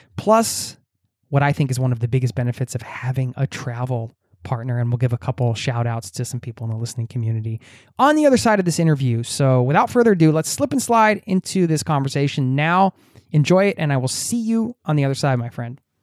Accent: Bucks County, Pennsylvania, United States; moved away as an adult; now in Norway; I grew up in Bucks County

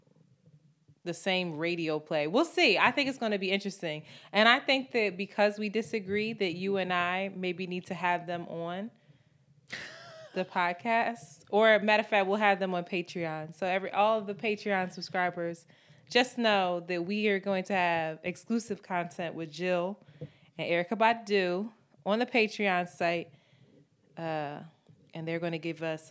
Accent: Philadelphia, Pennsylvania, United States; we're both from Philly

